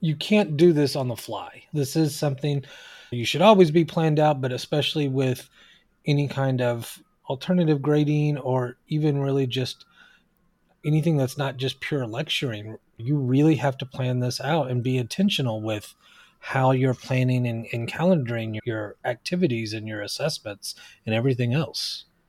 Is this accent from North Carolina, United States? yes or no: no; Oklahoma, United States; now in California, United States; even though I live here in California, I'm originally from Oklahoma, and so is my wife.